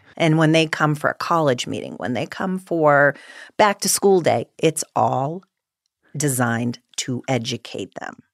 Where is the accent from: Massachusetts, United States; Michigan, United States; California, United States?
Massachusetts, United States; outside of Boston; moved away; I grew up outside of Boston